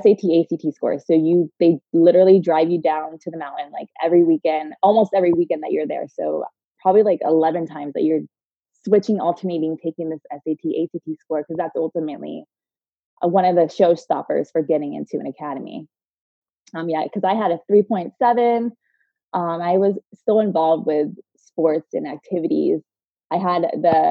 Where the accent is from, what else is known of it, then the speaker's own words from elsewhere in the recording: Tampa, Florida, United States; moved away as an adult; I grew up in Tampa